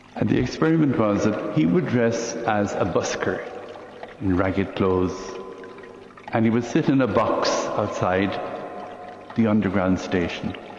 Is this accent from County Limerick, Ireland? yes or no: yes; Limerick, County Limerick, Ireland; Here in the city of Limerick, in the middle of the last century